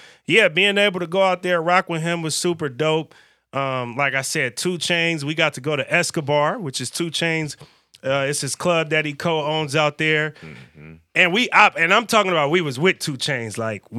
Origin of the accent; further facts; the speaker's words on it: the Bay Area, California, United States; now in Portland, United States; I'm from the Bay. We're a little more diverse in the Bay